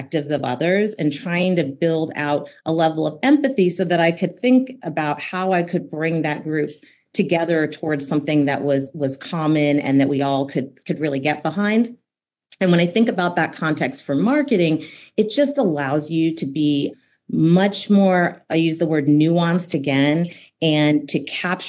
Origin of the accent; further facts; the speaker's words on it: Denmark; I was born in Denmark.